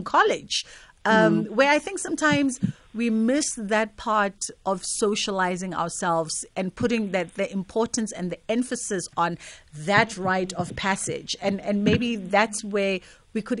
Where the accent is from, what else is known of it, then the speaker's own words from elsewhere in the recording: South Africa; As a South African, we really don't have a culture of rite of passage.